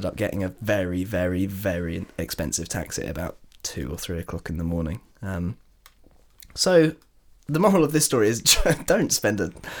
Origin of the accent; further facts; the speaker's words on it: Brighton, South East England, United Kingdom; also born or lived in London; I like the fact that we're from Brighton, like an hour away.